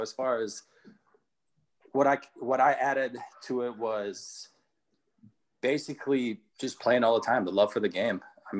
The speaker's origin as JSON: {"language": "English", "region": "Minnesota", "country": "United States", "tie": "born or raised there", "said": "And I grew up playing in Minnesota"}